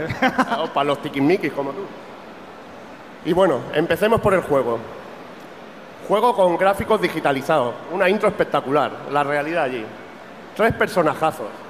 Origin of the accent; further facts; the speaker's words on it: Catalonia, Spain; Yo como buen catalán